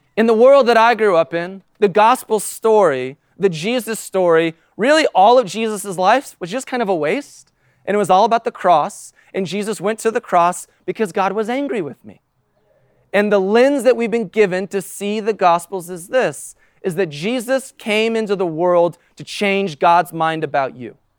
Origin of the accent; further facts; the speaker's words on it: United States; as an American in two thousand nineteen